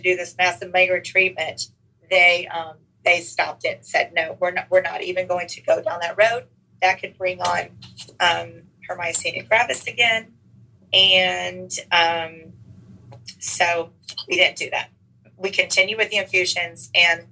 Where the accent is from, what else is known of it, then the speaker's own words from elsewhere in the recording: Houston, Texas, United States; also born or lived in College Station, Texas; now in Dallas area, United States; I am the most proud native Texan. I was born in Houston, went to College Station for a few years, back to Houston to teach, and now I've been in this Dallas area for 31 years